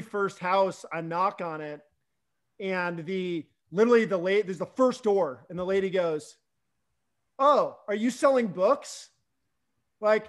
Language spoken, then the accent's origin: English; Boulder, Colorado, United States; moved away as an adult; also born or lived in Iowa; now in Seattle, United States; I grew up in Boulder